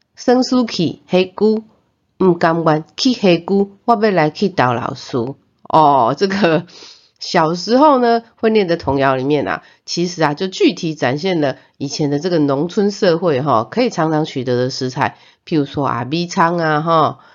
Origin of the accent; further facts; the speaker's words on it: Zhongliao, Nantou County, Taiwan; 我的妈妈是回南投中寮待产的。 啊，我呢是给助产士生出来的